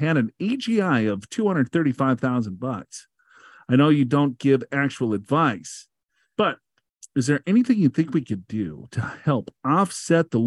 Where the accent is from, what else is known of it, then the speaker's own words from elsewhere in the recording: Minnesota, United States; I'm from Minnesota